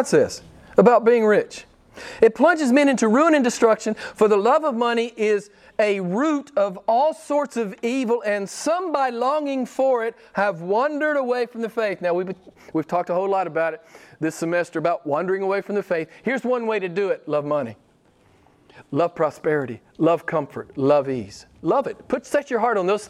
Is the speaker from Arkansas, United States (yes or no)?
yes; Arkansas, United States; born or raised there